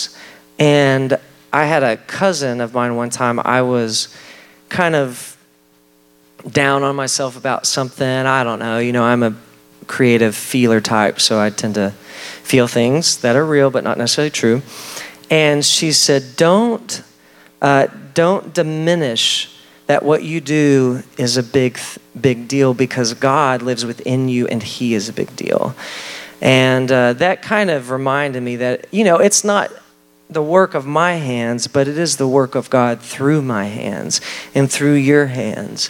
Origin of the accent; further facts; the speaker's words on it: Texas, United States; I grew up in Texas, pretty rural setting in Texas in a little Baptist church